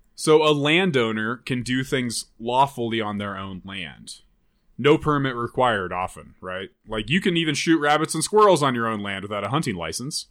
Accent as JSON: {"language": "English", "region": "Nebraska", "country": "United States", "also_born_or_lived": "Vermillion, South Dakota", "moved": "yes", "said": "I'm from Nebraska"}